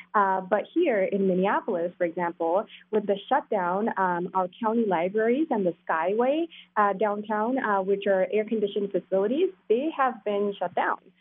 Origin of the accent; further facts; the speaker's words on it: South India, India; moved away; I grew up in India, South India